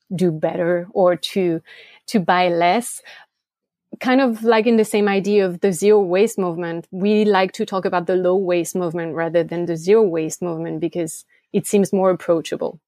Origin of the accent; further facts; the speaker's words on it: France; English is a second language; moved away as an adult; also born or lived in Switzerland; now in United States; I grew up in France